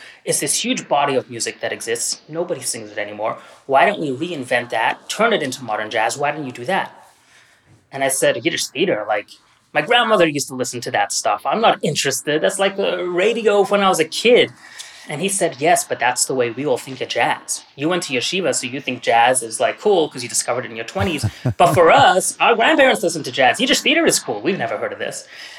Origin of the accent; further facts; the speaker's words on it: Australia; moved away; I grew up Orthodox. I grew up in Australia. I know it's hard to tell. A long time ago. The accent is long gone.